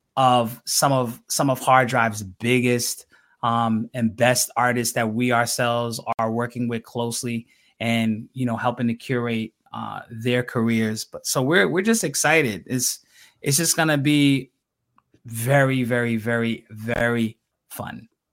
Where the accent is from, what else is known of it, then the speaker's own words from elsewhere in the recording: New York City, New York, United States; I'm native New Yorker